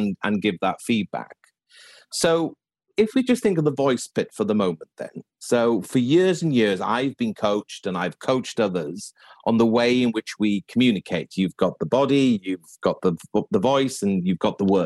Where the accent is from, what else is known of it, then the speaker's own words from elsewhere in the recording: West Wales, United Kingdom; I was brought up in West Wales